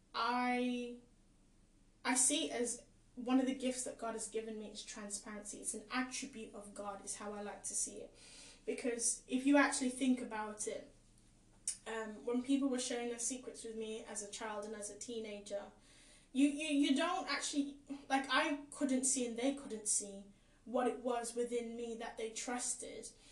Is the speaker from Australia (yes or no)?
no; England, United Kingdom; also born or lived in Caribbean; I was born in the Caribbean too, but I've grown up here most of my life.